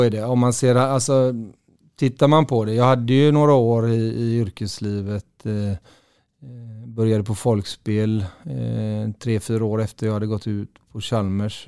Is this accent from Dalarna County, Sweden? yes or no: no; Gothenburg, Västra Götaland, Sweden; also born or lived in Partille; jag är uppväxt i Göteborg